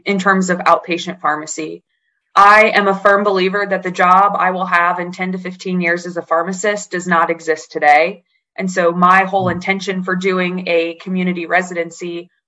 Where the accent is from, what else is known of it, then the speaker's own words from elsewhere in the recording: Springfield, Illinois, United States; moved away as an adult; also born or lived in Edwardsville, Illinois; now in Asheville, United States; I am originally from Springfield, Illinois, land of Lincoln